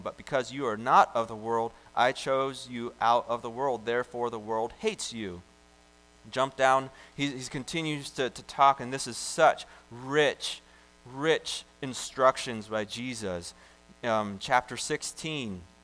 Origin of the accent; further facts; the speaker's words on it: United States; I'm this American